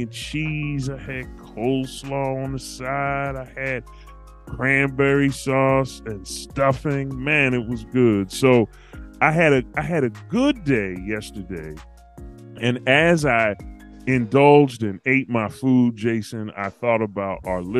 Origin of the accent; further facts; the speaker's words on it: Philadelphia, Pennsylvania, United States; my childhood growing up in Philly